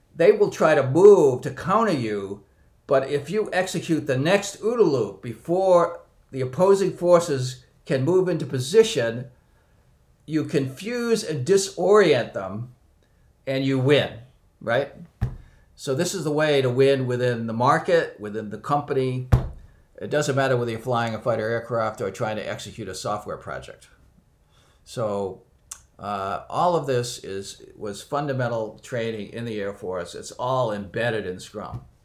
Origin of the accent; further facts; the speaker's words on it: near Boston, Massachusetts, United States; I was born near Boston and uh, grew up here.